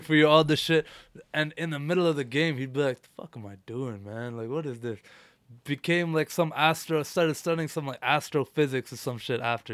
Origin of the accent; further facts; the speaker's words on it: India; now in Canada; I was born in India